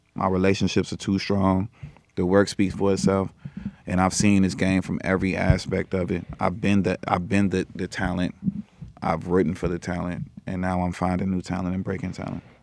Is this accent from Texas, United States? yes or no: no; Chicago, Illinois, United States; I'm from Chicago